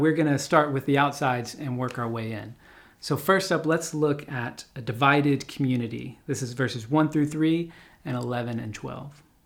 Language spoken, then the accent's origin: English; United States